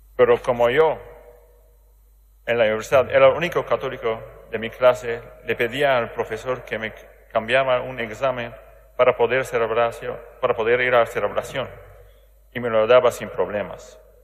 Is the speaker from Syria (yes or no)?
yes; Aleppo, Aleppo Governorate, Syria; Spanish is a second language; moved away; Alepo, de mi ciudad